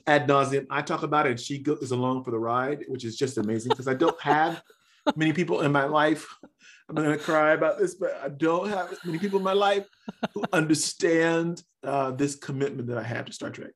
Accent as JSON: {"language": "English", "town": "Chicago", "region": "Illinois", "country": "United States", "also_born_or_lived": "Cincinnati", "moved": "yes", "said": "I'm from Chicago, but I, I went to school, uh, went to college in Cincinnati."}